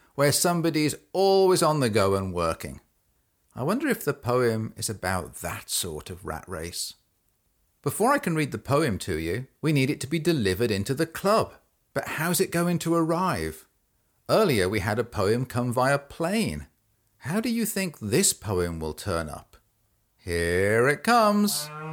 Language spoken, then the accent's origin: English; England, United Kingdom; now in United States; I grew up in England, and I now live in the United States.